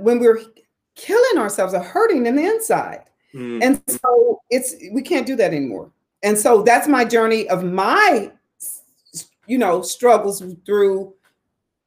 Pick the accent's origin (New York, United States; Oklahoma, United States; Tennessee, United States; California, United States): Oklahoma, United States; Tulsa; moved away as an adult; also born or lived in Atlanta / Phoenix / Dallas; I'm living back in my hometown of Tulsa, Oklahoma